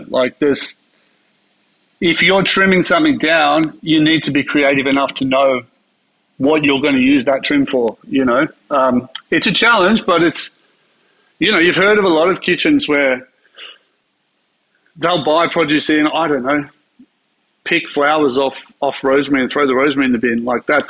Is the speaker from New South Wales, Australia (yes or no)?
yes; Sydney, New South Wales, Australia; Well, I'm a Sydney boy. I was born in Sydney.